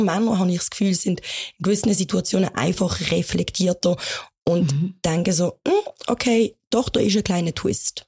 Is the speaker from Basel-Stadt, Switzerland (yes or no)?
yes; Basel, Basel-Stadt, Switzerland; bei uns in der Schweiz